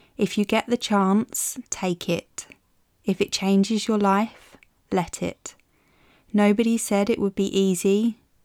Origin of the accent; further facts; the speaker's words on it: Maidstone, South East England, United Kingdom; my hometown of Maidstone